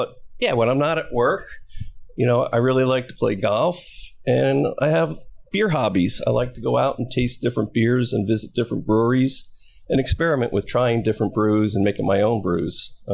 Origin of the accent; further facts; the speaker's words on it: Bridgewater, New Jersey, United States; also born or lived in Seaside Park, New Jersey; I grew up in Central Jersey in Bridgewater as a kid, but spent most of my time down at the shore. My grandparents owned a house in Seaside Park.